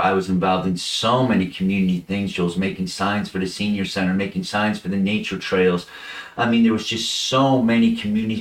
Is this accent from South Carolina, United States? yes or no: no; Monroe, Connecticut, United States; as a little kid growing up in Monroe